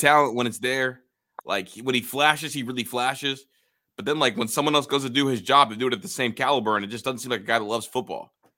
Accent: Ohio, United States; I'm from Ohio.

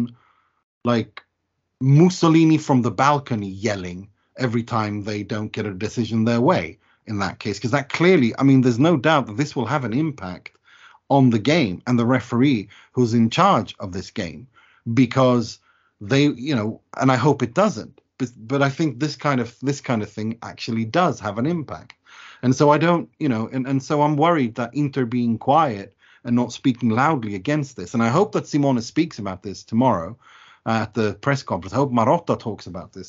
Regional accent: Gothenburg, Västra Götaland, Sweden; my hometown team of IFK Gothenburg

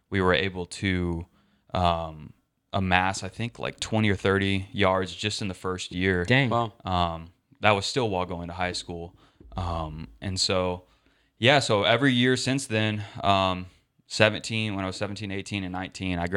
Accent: Austin, Texas, United States; I was born and raised in Austin. Uh, lived there all my life

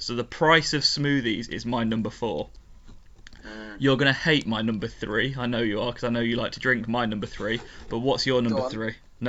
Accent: United Kingdom; And it's very strange because I'm very British overall.

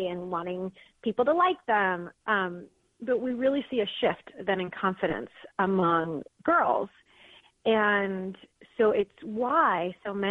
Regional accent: Detroit, Michigan, United States; moved away as an adult; also born or lived in Philadelphia; I was just born and raised in Detroit

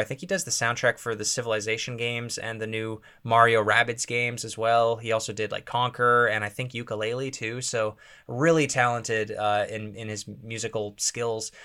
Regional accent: Canada; being a Canadian kid

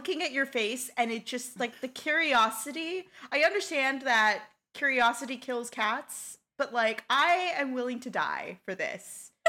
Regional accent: United States; growing up in the United States

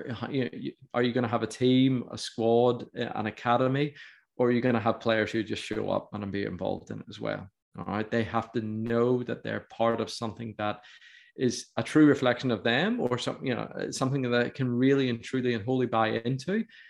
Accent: Ulster, Northern Ireland, United Kingdom; I as an Ulsterman

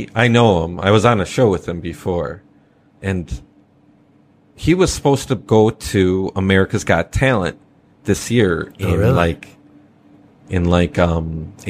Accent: Chicago, Illinois, United States; My home state. {S2} Oh. {S3} I'm from Chicago.

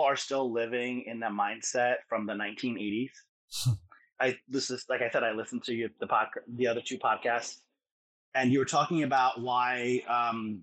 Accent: New York City, New York, United States; I am from Jackson Heights, Queens, New York City

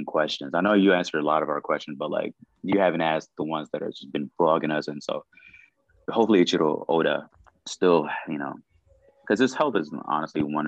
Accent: Sudan; moved away; growing up in the Sudan

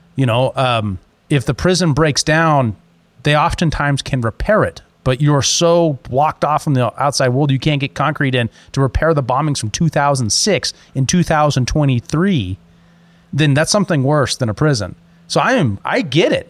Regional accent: United States; As an American

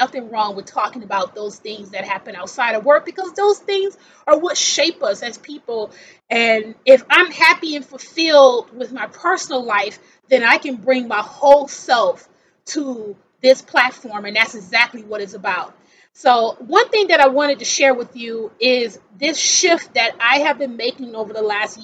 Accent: Milwaukee, Wisconsin, United States; moved away as an adult; also born or lived in Seattle area; now in Seattle, United States; I'm from Wisconsin originally.

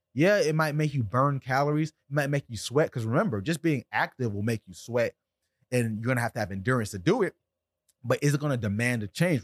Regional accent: South Florida, United States; I'm from South Florida right here where I'm at in Deerfield Beach

